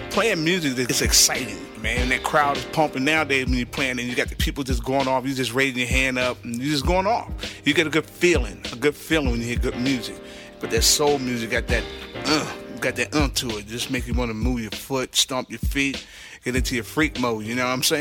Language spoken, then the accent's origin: English; Philadelphia, Pennsylvania, United States; started DJing about 16 years old back in Philly.